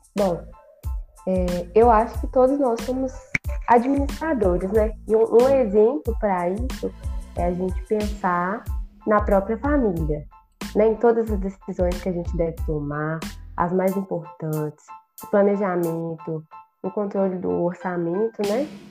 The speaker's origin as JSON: {"language": "Portuguese", "town": "Diamantina", "region": "Minas Gerais", "country": "Brazil", "said": "Sou de Diamantina mesmo."}